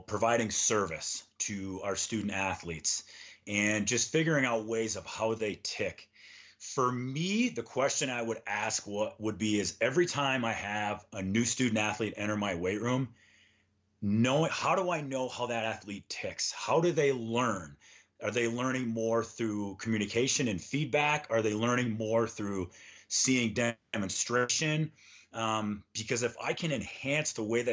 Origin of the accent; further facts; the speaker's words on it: Minnesota, United States; moved away as an adult; also born or lived in Bemidji, Minnesota; now in Denver, United States; growing up in Minnesota